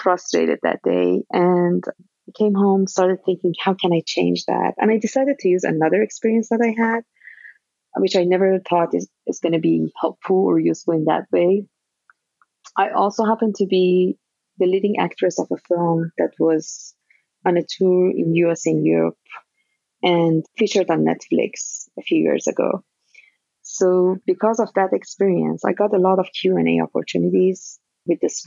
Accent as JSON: {"language": "English", "country": "Iran", "tie": "born or raised there", "moved": "as an adult", "lives_now": "United States", "said": "So I am originally from Iran. I'm Iranian American now. And I came to US in 2003 as a graduate student."}